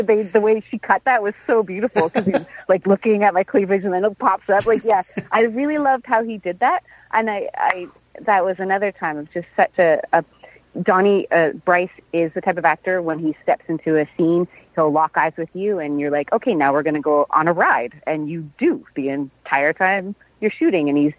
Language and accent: English; Canada; as a Canadian actor